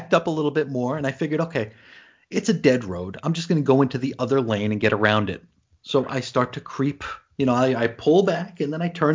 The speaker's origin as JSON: {"language": "English", "town": "New York City", "region": "New York", "country": "United States", "moved": "yes", "said": "I'm from Brooklyn"}